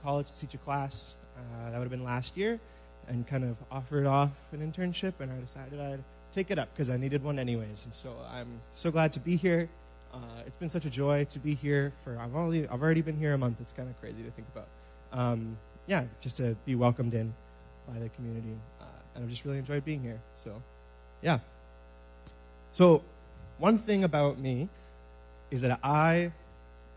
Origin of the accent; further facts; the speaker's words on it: Moose Jaw, Saskatchewan, Canada; I am from Moose Jaw, Saskatchewan, originally.